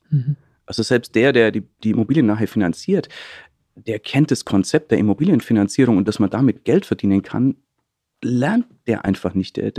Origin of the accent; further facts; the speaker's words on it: Treuchtlingen, Bavaria, Germany; Treuchtlingen, das ist so eine kleine Stadt in Mittelfranken, so zwischen München und Nürnberg